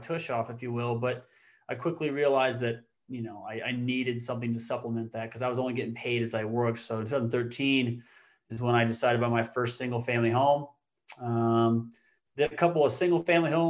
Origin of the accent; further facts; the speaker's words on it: Council Bluffs, Iowa, United States; also born or lived in South Dakota / Hawaii; now in Omaha, United States; I was born and raised in the Omaha area. Actually, Council Bluffs, Iowa is where that is.